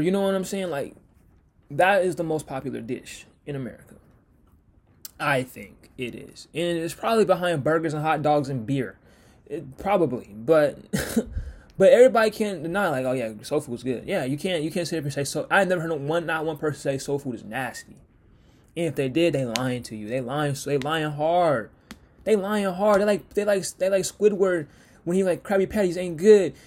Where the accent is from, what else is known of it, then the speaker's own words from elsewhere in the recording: Seattle, Washington, United States; I'm from Washington, I'm, I'm from Seattle